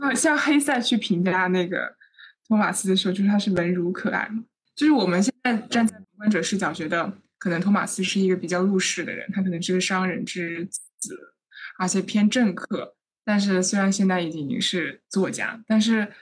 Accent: Northwest China, China; now in Chengdu, China; 我出生在西北，然后西北其实它就是比较多元的环境嘛，就是我爸爸和我妈妈分别是不同的祖籍

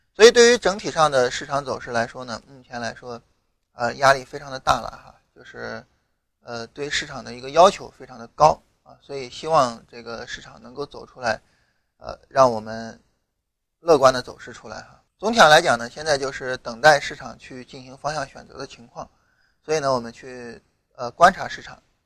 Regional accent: rural Shandong, China; 我老家山东农村的嘛

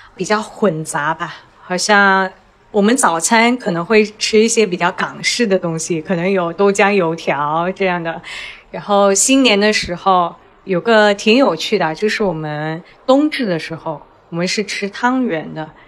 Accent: Selangor, Malaysia; first language Chinese; 我们这些华裔土生土长在这儿的

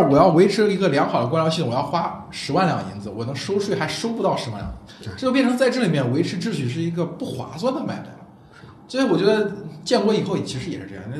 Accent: Nanyang, Henan, China; moved away; 我们南阳也觉得自己是黄泛区边缘

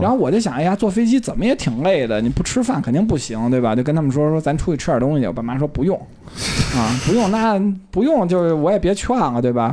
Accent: Beijing, China; 咱们北京人都吃臭豆腐

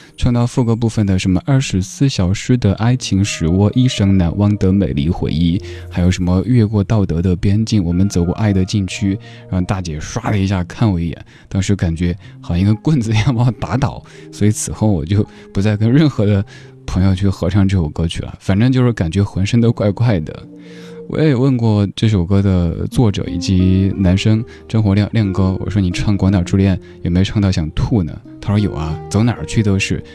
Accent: Northeast China, China; 我这位来自东北的

